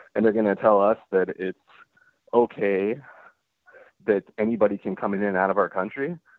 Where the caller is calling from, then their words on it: Seattle, Washington, United States; I'm from Washington. I'm from North Seattle, and I listen to the show all the time.